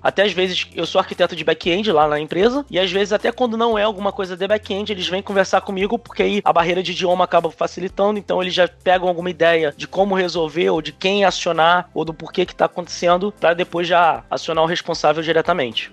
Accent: Rio de Janeiro, Brazil; moved away as an adult; now in Prague, Czech Republic; sou do Rio

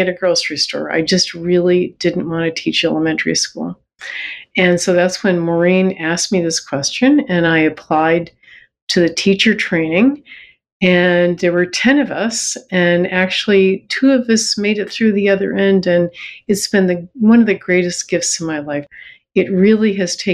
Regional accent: Buffalo, New York, United States; moved away as an adult; now in Toronto, Canada; I grew up in Buffalo, New York

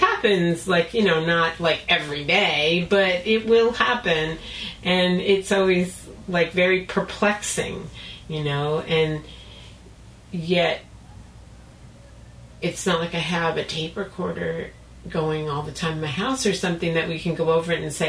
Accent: California, United States; it must just be because you're from the East Coast and I'm from Southern California.

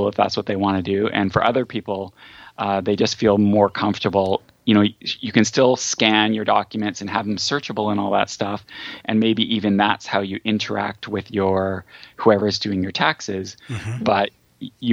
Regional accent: United States; I'm American

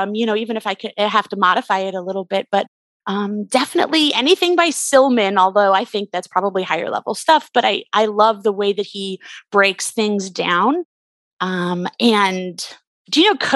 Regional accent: Canada; I grew up in Canada

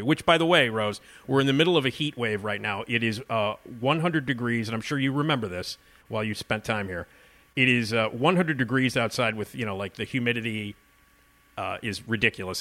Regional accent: Chicago, Illinois, United States; I'm from Chicago

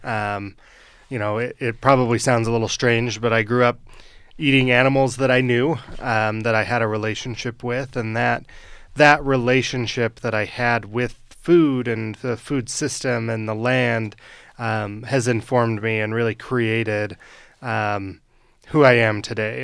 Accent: Western Weber County, Utah, United States; I grew up in Western Weber County

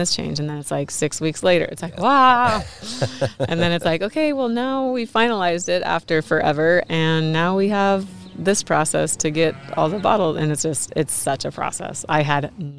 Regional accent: Royal City, Washington, United States; Grew up on the farm

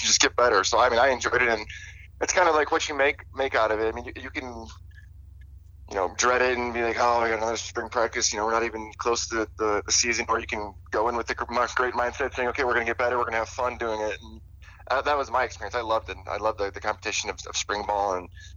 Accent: Illinois, United States; moved away; also born or lived in Nebraska; growing up in Illinois

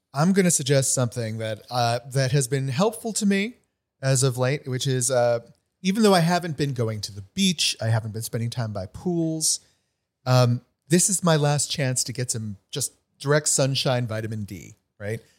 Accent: New England, United States; now in Los Angeles, United States; I grew up in New England.

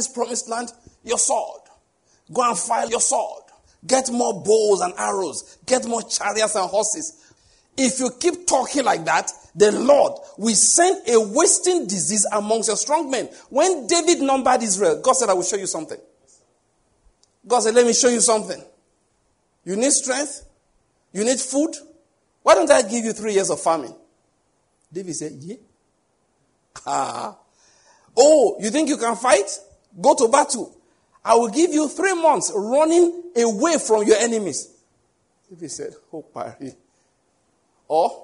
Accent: Nigeria; I'm just a Nigerian Christian

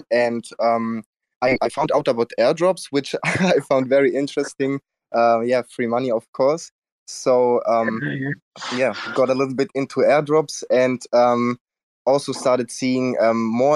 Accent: Germany; I'm from Germany

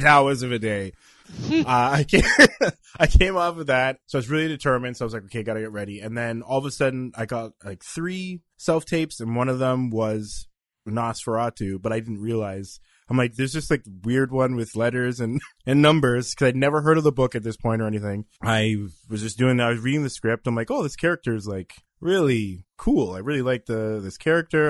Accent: Canada; also born or lived in Toronto; I'm from Canada

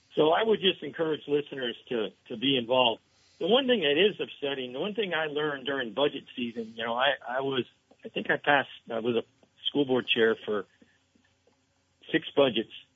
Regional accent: Essex Junction, Vermont, United States; my hometown, Essex Junction

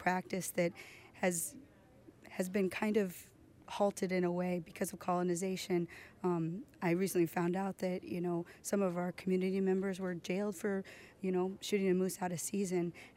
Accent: Chickaloon, Alaska, United States; I'm from Chickaloon, Alaska

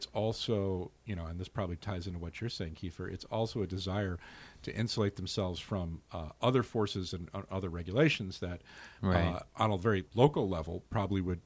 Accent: United Kingdom; also born or lived in Scotland / northern England; now in Chicago, United States; where I grew up in Scotland and northern England

